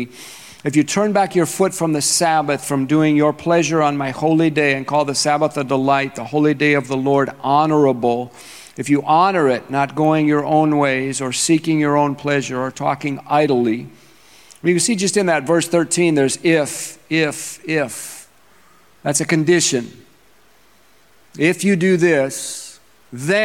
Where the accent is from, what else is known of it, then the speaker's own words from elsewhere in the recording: Minnesota, United States; moved away; I am from Minnesota.